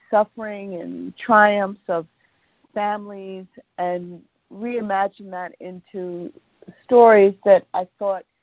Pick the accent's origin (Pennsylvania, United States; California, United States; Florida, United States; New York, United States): New York, United States; Uh, so I'm native New Yorker, um, suburban, and mm-hmm. um, all I've been here all of my life.